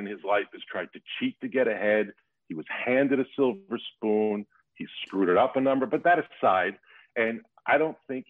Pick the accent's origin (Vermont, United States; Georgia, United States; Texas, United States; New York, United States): New York, United States; moved away; I come from being a New Yorker